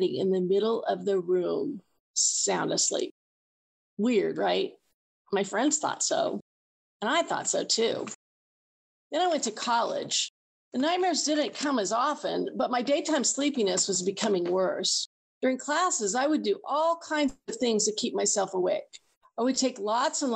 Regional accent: Kansas, United States; I'm from Kansas, which is right in the middle of the country.

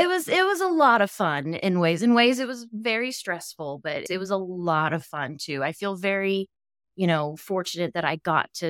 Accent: Dallas, Texas, United States; Yeah, I'm actually from Texas. I've lived here my whole life. I grew up in Dallas, so maybe that's why I don't have much of an accent in the city and the suburbs.

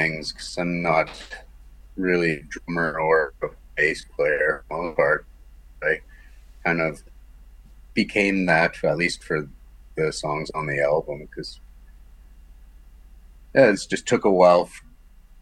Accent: Morden, Manitoba, Canada; also born or lived in Amsterdam; I'm from Morden, Manitoba

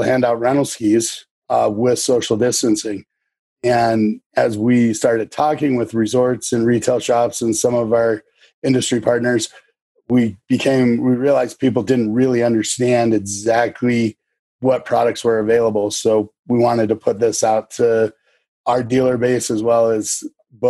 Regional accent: Sun Valley, Idaho, United States; also born or lived in Phoenix, Arizona; I grew up in Sun Valley, Idaho, ski racing

